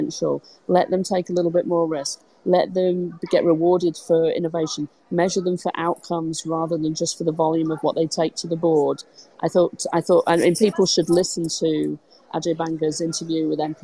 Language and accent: English; United Kingdom; I'm British